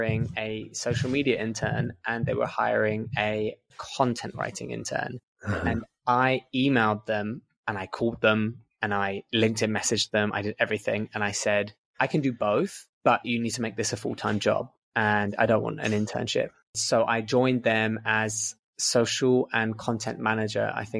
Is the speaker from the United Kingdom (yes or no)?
yes; London, United Kingdom; moved away as an adult; also born or lived in Essex / Falmouth, Cornwall; now in Barcelona, Spain; I was born in London, England, and I was based in London until I was about 14, moved out to Essex when I was 14